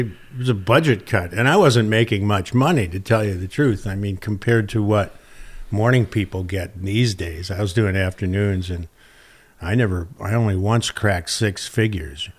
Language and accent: English; Arlington Heights, Illinois, United States; moved away as an adult; also born or lived in Detroit, Michigan / Wisconsin; now in San Diego, United States; I was born in Motor City and then, uh, left there before I even remembered and then basically grew up in a suburb of Chicago called Arlington Heights